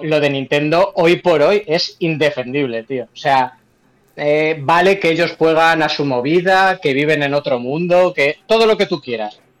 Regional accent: Spain

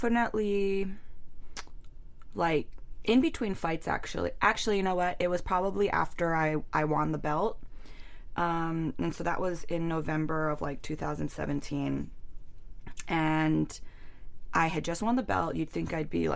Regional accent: Hawaii, United States; it's Hawaii, it's my hometown

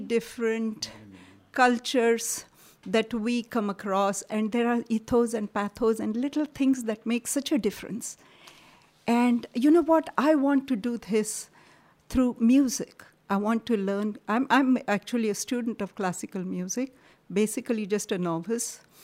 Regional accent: Karnataka, India; moved away; also born or lived in Maharashtra; I grew up in Karnataka, so I have a slightly different flavor to what I say

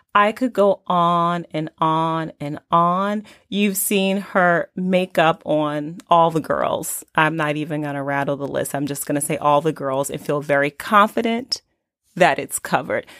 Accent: Newark, New Jersey, United States; as a young girl growing up in Newark, New Jersey

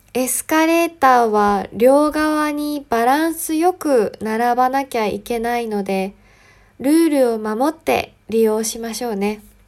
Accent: Yamagata, Japan; 私の出身は山形ですが、山形にも面白い方言があります

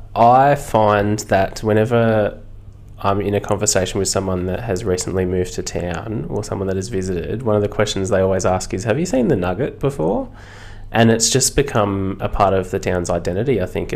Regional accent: Mudgee, New South Wales, Australia; from someone that's lived in Mudgee their whole lives

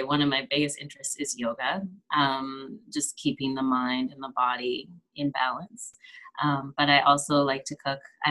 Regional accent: Kelowna, British Columbia, Canada; also born or lived in Vancouver, Canada; So I'm originally from, I grew up in Kelowna, British Columbia, Canada.

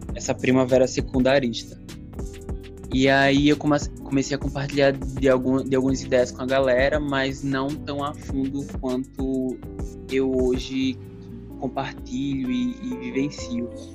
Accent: Natal, Rio Grande do Norte, Brazil; eu sou daqui de Natal mesmo

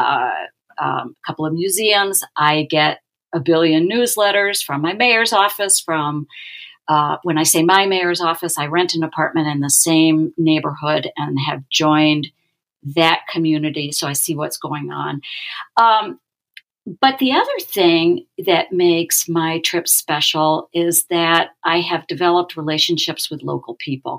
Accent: New York City, New York, United States; now in Minneapolis, United States; I'm a New Yorker. I was born and raised there.

